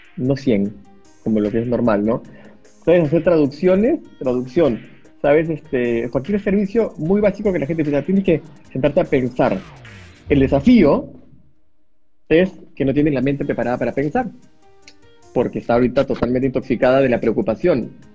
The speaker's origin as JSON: {"language": "Spanish", "country": "Peru", "said": "Me metí a todas las bolsas de trabajo que existían en mi país"}